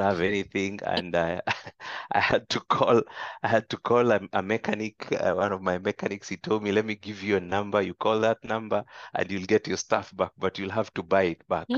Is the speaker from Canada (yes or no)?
no; Kenya; moved away as an adult; now in Tanzania; my fellow Kenyans